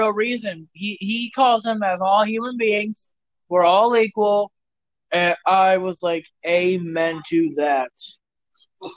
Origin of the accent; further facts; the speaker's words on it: Minneapolis, Minnesota, United States; I'm from Minneapolis. I'm from where it started